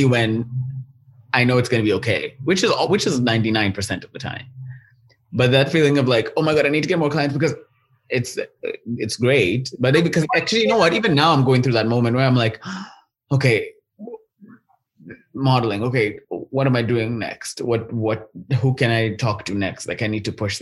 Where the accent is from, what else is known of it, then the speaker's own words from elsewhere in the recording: Kenya; now in Vancouver, Canada; I'm from Kenya